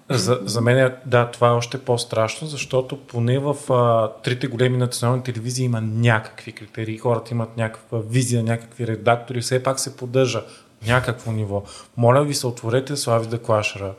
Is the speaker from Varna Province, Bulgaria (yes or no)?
yes; Varna, Varna Province, Bulgaria; Аз като варненец